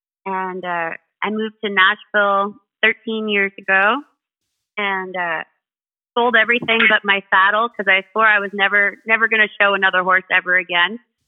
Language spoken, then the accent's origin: English; Thunder Bay, Ontario, Canada; also born or lived in Iowa, United States; So I was born in Thunder Bay, Ontario. And I was raised back and forth between Thunder Bay and Iowa.